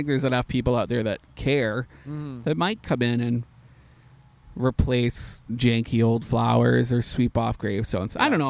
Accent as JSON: {"language": "English", "country": "Canada", "moved": "yes", "lives_now": "Orlando, United States", "said": "I'm also Canadian"}